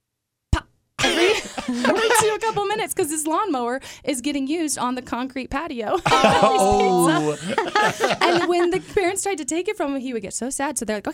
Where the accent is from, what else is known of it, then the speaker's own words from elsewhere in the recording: Dayton, Ohio, United States; now in Columbus, United States; Dayton originally